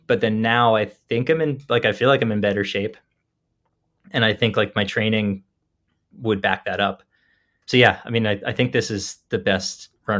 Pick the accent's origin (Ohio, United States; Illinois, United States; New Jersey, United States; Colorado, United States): New Jersey, United States; And I grew up in New Jersey, so it would be really cool to me to run a 50-mile race, like, 20 minutes from where I grew up.